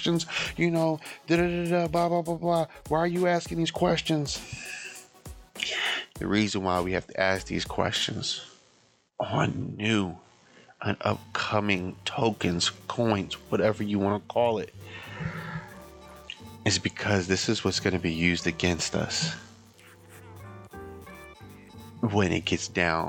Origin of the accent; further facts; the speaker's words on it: United States; I'm talking from the American standpoint.